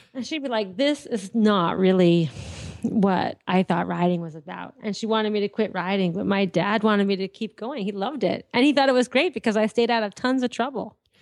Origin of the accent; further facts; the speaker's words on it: Andover, Massachusetts, United States; also born or lived in Lawrence, Massachusetts; I was born in, uh, Andover, Mass, well, I lived in Andover. I was born in Lawrence General Hospital in Massachusetts.